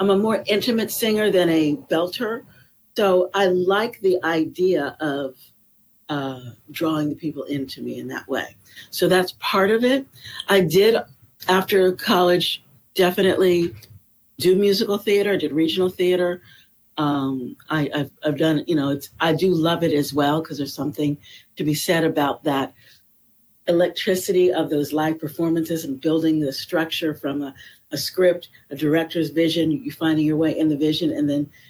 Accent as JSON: {"language": "English", "region": "Florida", "country": "United States", "tie": "born or raised there", "also_born_or_lived": "Los Angeles, California", "moved": "yes", "lives_now": "Venice, California, United States", "said": "I was born in Los Angeles, but I grew up on the East Coast in Florida"}